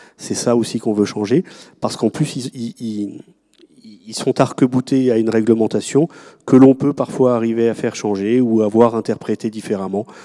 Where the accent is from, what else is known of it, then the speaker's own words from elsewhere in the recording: France; dans le pays qui est le nôtre